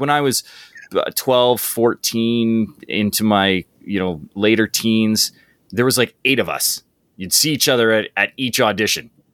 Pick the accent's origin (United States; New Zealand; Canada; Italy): Canada; High River, Alberta; very small town that I grew up in called High River, Alberta.